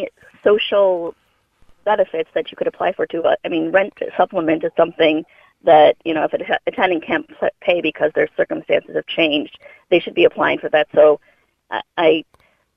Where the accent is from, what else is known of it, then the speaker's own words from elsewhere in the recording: United States; now in Ireland; as an American